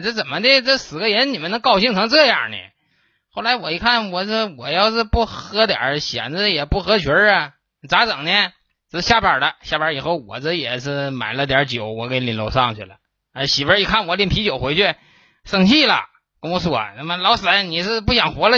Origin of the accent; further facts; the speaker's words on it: Northeast China, China; 咱们东北人